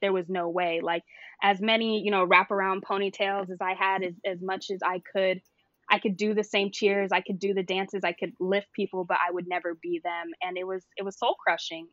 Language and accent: English; Santa Clarita, California, United States; also born or lived in Studio City, California; I was born in Studio City, San Fernando Valley, all the way, but the majority of my uh-huh. life, I grew up in um, Santa Clarita